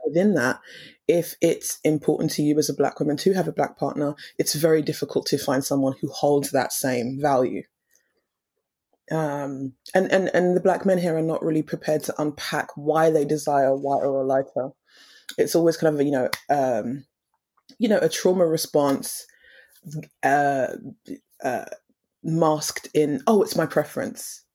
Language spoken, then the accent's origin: English; Romford, East of England, United Kingdom; also born or lived in Tottenham, London; East, well, Essex. Um, it's situated in the east of London. Um, and I grew up in the same area, like Romford area